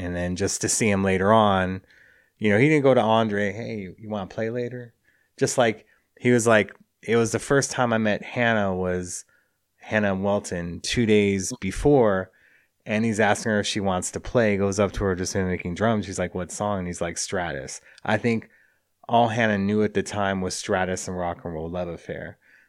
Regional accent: Los Angeles, California, United States; I love LA. It's my hometown.

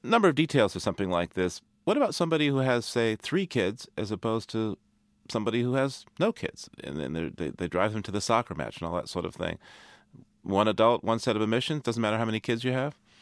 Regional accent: Boston, Massachusetts, United States; Boston is my hometown

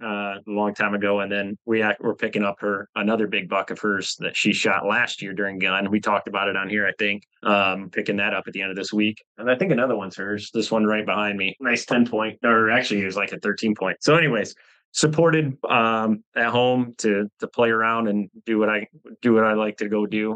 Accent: Michigan, United States; Born and raised in Michigan.

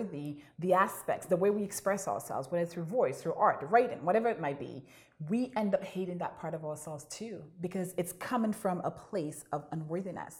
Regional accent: St. Lucia; now in Toronto, Canada; moving here from St. Lucia as an immigrant to Canada

